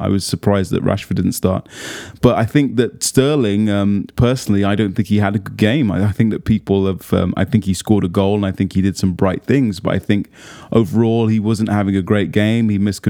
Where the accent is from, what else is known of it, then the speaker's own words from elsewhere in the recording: Solihull, West Midlands, United Kingdom; I grew up in and around Solihull. I went to school in Solihull, the same as Jack.